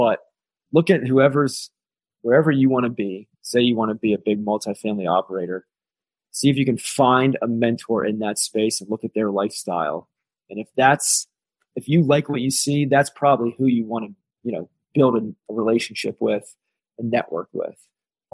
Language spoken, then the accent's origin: English; Pittsburgh, Pennsylvania, United States; also born or lived in Ohio; now in Colorado, United States; I'm originally from Pittsburgh, went to school in Ohio